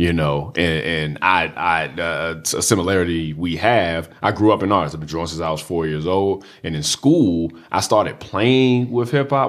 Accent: Washington, District of Columbia, United States; I grew up in Southeast D C. I went to D C public schools

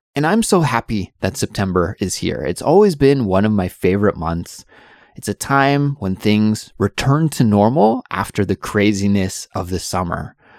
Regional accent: British Columbia, Canada; moved away as an adult; now in South Korea; I'm from Canada and I absolutely love the summer in Canada, especially in my home province, which is British Columbia in the western part of Canada.

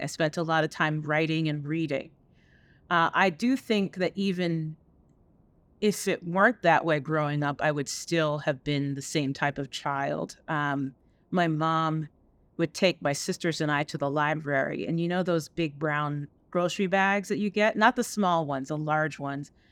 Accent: upstate New York, United States; also born or lived in Jamaica; I grew up in, uh, bet-, upstate New York, uh, between upstate New York and the island of Jamaica

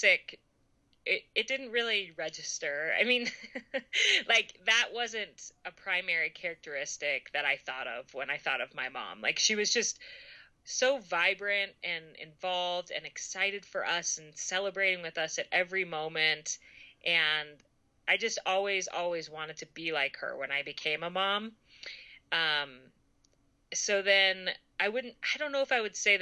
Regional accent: Colorado, United States; I was born and raised in Colorado

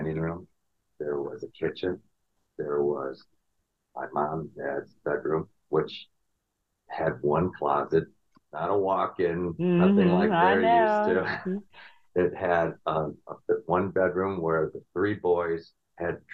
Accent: Chicago, Illinois, United States; moved away as an adult; also born or lived in New York; I grew up in the Chicagoland area.

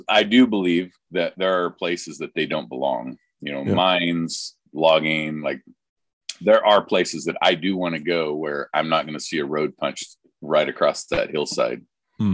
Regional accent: Oregon, United States; I am a redneck from Oregon. I grew up logging, all aspects of logging

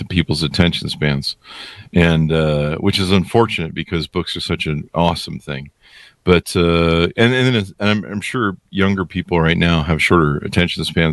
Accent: Los Angeles, California, United States; also born or lived in La Crescenta, California; now in Utah, United States; I was born and raised in North Hollywood

